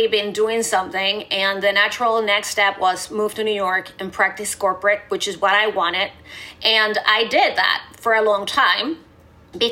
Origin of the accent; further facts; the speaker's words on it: Venezuela; moved away; I grew up in Venezuela